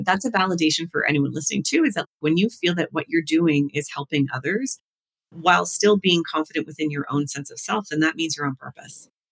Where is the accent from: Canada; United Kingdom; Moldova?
Canada; the Maritimes; moved away; I come from the Maritimes